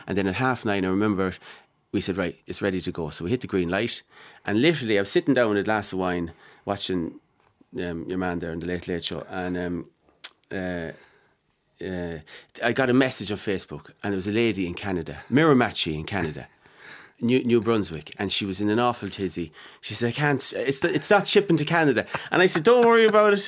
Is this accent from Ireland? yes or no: yes; Mullingar, Leinster, Ireland; my hometown, my backyard